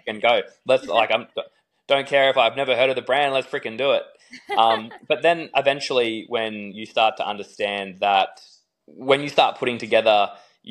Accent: Australia; being Aussie

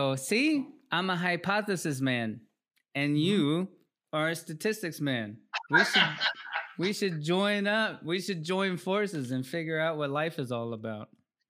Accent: Peru; And we're from Peru. We grew up in Peru. We're from Peru. We didn't grow up in Peru necessarily

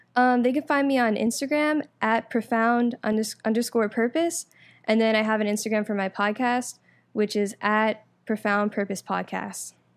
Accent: Orlando, Florida, United States; also born or lived in New York; I'm originally from New York, but I moved here, um, when I was about ten, and I moved to Orlando, um, grew up there

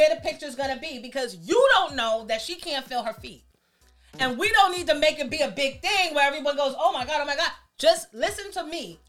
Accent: New York City, New York, United States; I'm from Queens

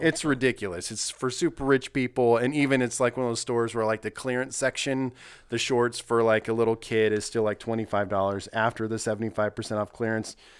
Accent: Nebraska, United States; moved away as an adult; also born or lived in Minnesota / Colorado / California / South Dakota; now in Missouri, United States; I grew up in Nebraska

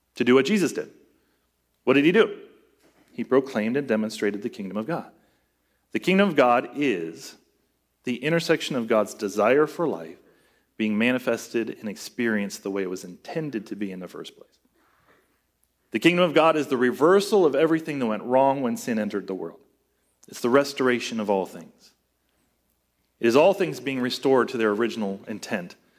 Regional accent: United States; as American Christians

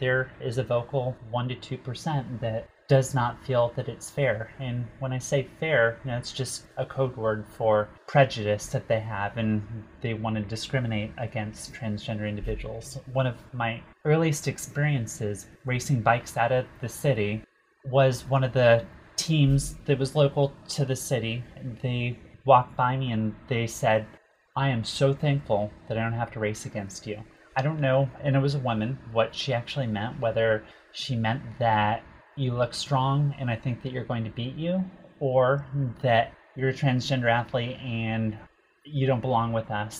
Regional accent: New York City, New York, United States; I'm from New York

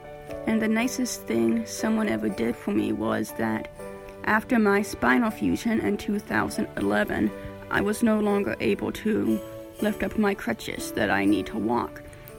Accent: Minnesota, United States; my home state is Minnesota.

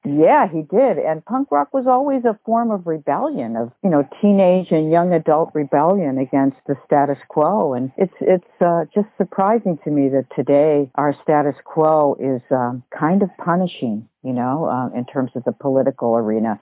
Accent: United States; being an American

